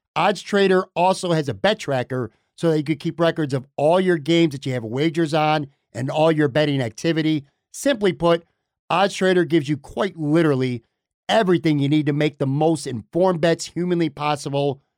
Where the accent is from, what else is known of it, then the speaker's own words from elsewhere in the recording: Buffalo, New York, United States; I grew up in Buffalo forty years ago